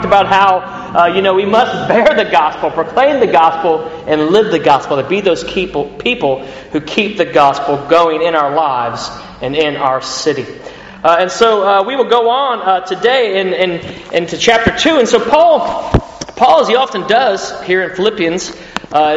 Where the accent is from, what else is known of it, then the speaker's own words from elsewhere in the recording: United States; moved away as an adult; now in United Kingdom; I'm an American citizen in the UK